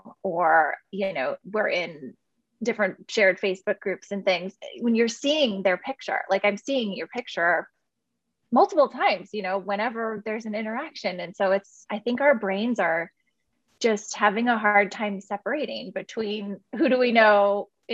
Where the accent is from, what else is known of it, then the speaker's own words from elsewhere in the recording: Portland, Oregon, United States; also born or lived in Southern California; I'm born and raised in Portland, Oregon. Grew up here and lived in Southern California for about 15 years for school and then ended up moving back.